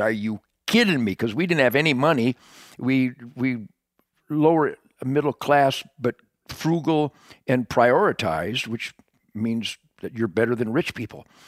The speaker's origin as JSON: {"language": "English", "town": "Detroit", "region": "Michigan", "country": "United States", "tie": "born or raised there", "said": "I was born in Detroit in nineteen forty-eight along the Rouge River in Detroit"}